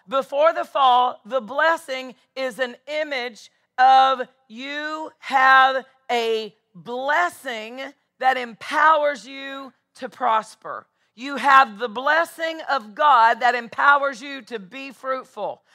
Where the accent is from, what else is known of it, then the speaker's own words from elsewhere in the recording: Nashville, Tennessee, United States; I'm from Nashville